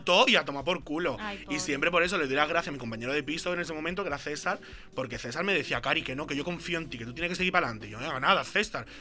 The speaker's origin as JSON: {"language": "Spanish", "town": "Jerez de la Frontera", "region": "Andalusia", "country": "Spain", "moved": "as an adult", "lives_now": "Barcelona, Spain", "said": "yo vengo de Jerez"}